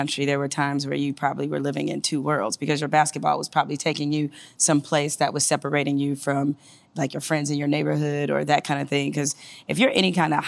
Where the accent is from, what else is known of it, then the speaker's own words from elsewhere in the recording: Detroit, Michigan, United States; I'm from Detroit, right? So my high school was 99% black.